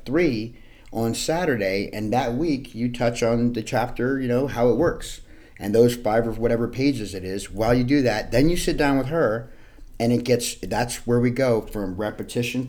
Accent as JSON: {"language": "English", "town": "New York City", "region": "New York", "country": "United States", "tie": "born or raised there", "said": "I'm from Hell's Kitchen, New York City, born in 75, raised in the 80s."}